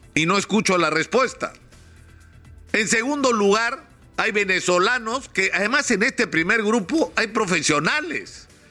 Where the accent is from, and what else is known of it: Peru